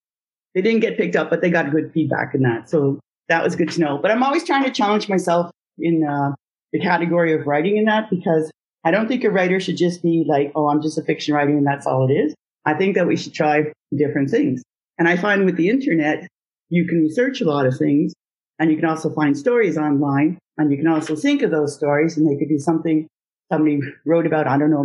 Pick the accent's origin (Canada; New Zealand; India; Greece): Canada; Ottawa, Ontario; now in Gatineau, Canada; I was born in Ottawa, Ontario, and I lived there all my life till I met my husband, and then I moved over to the Quebec side. So now I'm in Aylmer, Quebec.